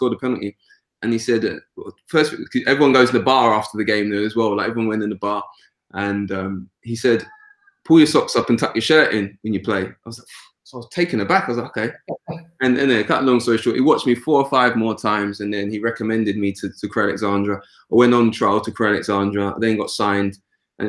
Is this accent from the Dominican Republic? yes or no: no; London, United Kingdom; also born or lived in Somerset / Yorkshire / South Cheshire; I grew up in North London, a place called Edmonton, which isn't far from where we are now